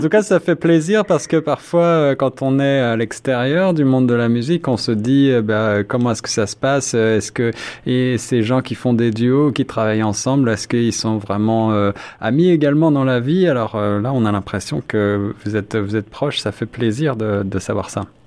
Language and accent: French; France; accent: French; moved away; also born or lived in Paris; comme vous pouvez le deviner à mon accent, suis français